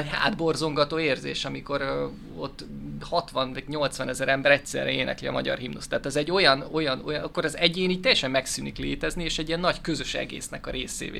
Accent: Hungary; magyar vagyok

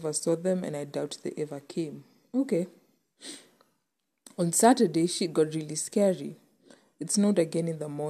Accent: Kenya; as a Kenyan and as an African

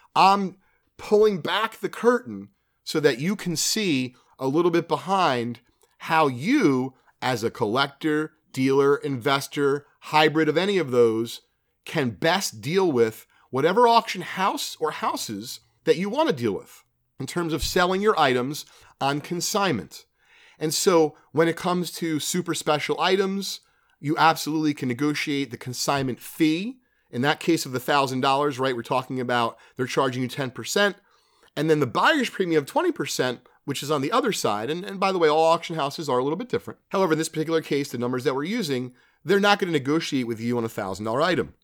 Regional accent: New Jersey, United States; being a kid, growing up in Jersey

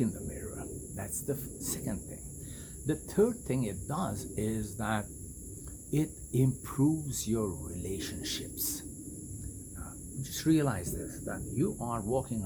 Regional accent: India; moved away; I was born and raised in India

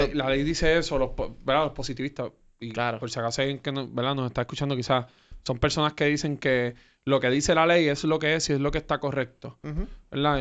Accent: Puerto Rico; yo como puertorriqueño

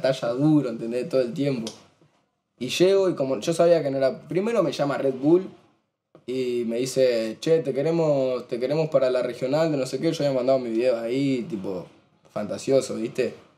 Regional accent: Argentina; Somos argentinos

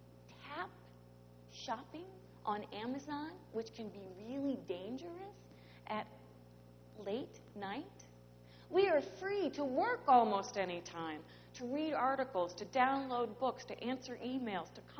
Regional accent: St. Louis, Missouri, United States; I grew up in St. Louis

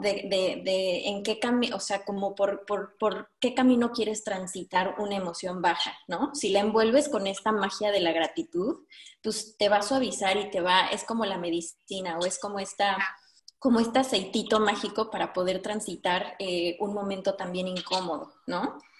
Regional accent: Mexico; moved away as an adult; now in Denmark; yo como mexicana que llevo un año aquí viviendo

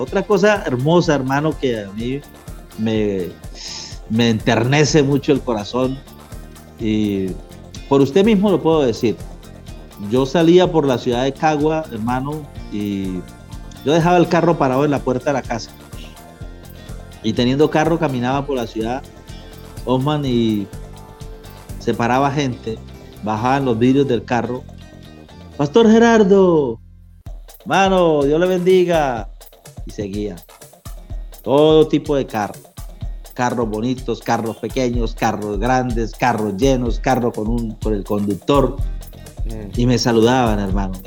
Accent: Colombia; moved away as an adult; also born or lived in Maracay, Venezuela / Ciudad Ojeda, Venezuela

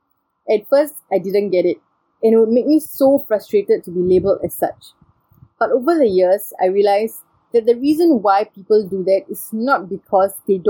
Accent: Singapore; I'm Singaporean by nationality and Indian by race and ethnicity.

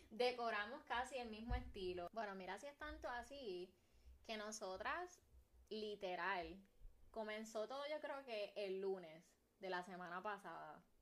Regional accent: Carolina, Puerto Rico; nací, me crié, soy de Carolina

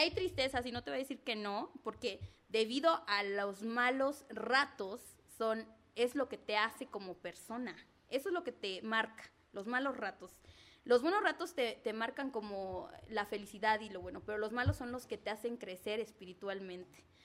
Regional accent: Zacatelco, Tlaxcala, Mexico; soy originaria de Zacatelco, Tlaxcala

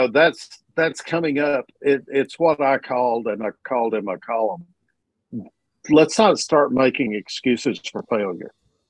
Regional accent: Warren, Arkansas, United States; I'm from Warren, Arkansas, which is where Jarius Wright is from.

